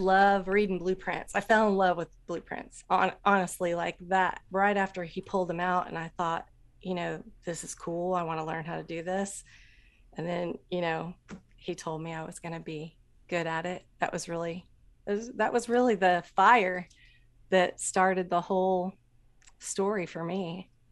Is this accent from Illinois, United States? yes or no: no; Anderson, Indiana, United States; I grew up in Indiana, Anderson, Indiana